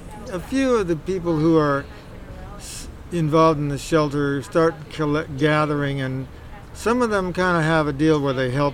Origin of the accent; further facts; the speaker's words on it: Palo Alto, California, United States; I grew up in Palo Alto and finished school around here